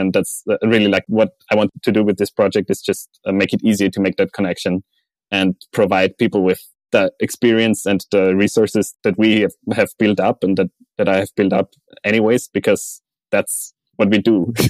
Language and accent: English; Austria; let's say in Austria, my home country, it feels that there is some kind of a social network provided by the government